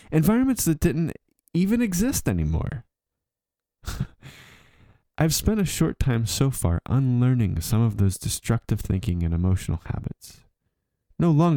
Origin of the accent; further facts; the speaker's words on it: southwestern Pennsylvania, United States; moved away as an adult; also born or lived in Germany; my southwestern Pennsylvania experience was an echo of three or four generations past